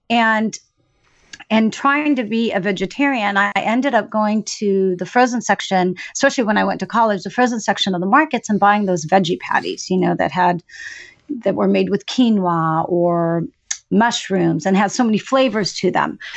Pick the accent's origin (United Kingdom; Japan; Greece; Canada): Greece; born there; I was born in Greece and I actually spent most of my summers uh, up and through adolescence with grandma on a fishing village down by the water